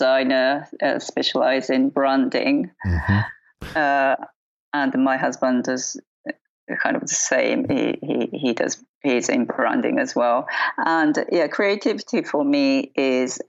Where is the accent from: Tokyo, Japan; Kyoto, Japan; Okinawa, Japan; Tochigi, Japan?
Tokyo, Japan; Mitaka; in my hometown, which is called Mitaka